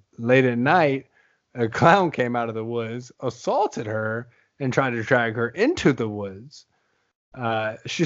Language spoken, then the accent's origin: English; Louisville, Kentucky, United States; moved away; We're both born and raised Louisville, Kentucky